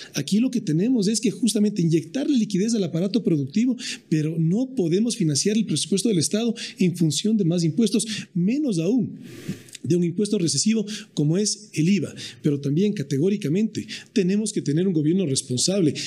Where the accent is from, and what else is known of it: Ecuador